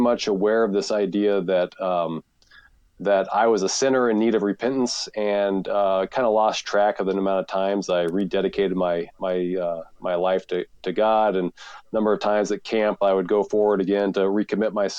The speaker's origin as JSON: {"language": "English", "town": "Kansas City", "country": "United States", "tie": "born or raised there", "said": "I grew up in Kansas City, and I had the great privilege of growing up in a Christian home in Kansas City"}